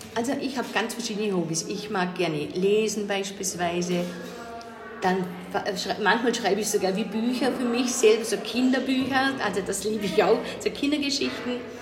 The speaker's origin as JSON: {"language": "German", "town": "Lustenau", "region": "Vorarlberg", "country": "Austria", "said": "Ich komme aus Vorarlberg und das in, zwar in Lohnau, aus Lustenau, das ist an der Schweizer Grenze"}